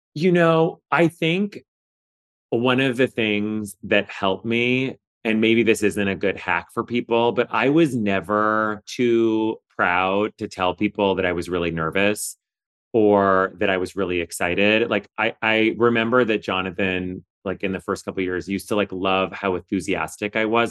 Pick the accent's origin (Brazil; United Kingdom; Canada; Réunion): Canada; moved away; also born or lived in Kingston, Ontario; I'm Canadian originally